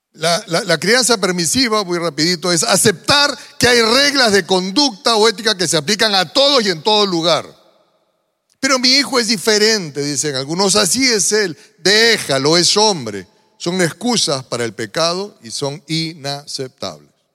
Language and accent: Spanish; Peru; yo como peruano tengo ciertas costumbres que los peruanos solemos repetir